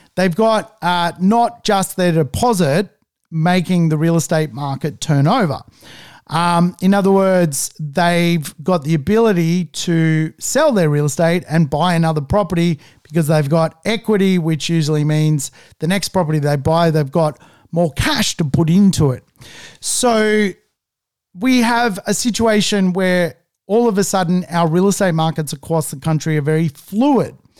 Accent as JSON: {"language": "English", "country": "Australia"}